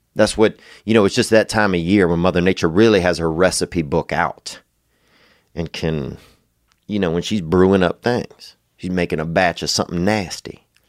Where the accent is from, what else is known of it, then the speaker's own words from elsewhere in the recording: Louisiana, United States; now in Los Angeles, United States; growing up in Louisiana